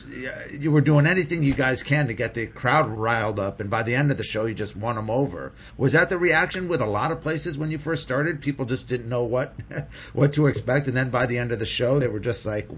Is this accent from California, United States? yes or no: yes; Los Angeles, California, United States; I grew up in L.A.